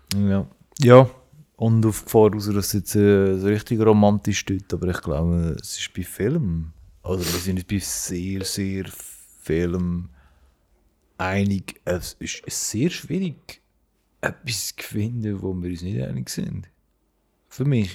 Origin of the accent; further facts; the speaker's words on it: Switzerland; accent: High Alemannic; first language Swiss German; German is a second language; wir äh, aus der Schweiz, durch das, dass unser Dialekt